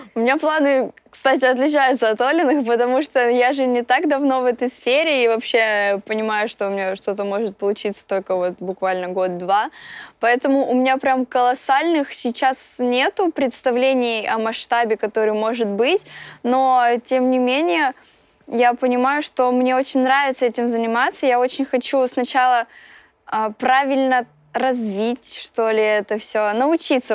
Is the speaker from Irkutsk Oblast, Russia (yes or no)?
no; Voronezh, Voronezh Oblast, Russia; я из Воронежа и группа «…» именно оттуда